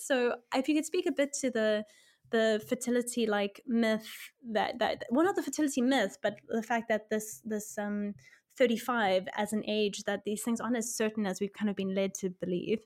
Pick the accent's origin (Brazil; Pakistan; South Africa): South Africa; moved away; I'm from South Africa